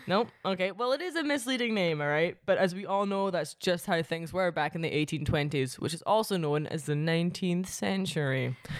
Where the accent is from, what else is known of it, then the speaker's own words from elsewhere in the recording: Paisley, Scotland, United Kingdom; my hometown of Paisley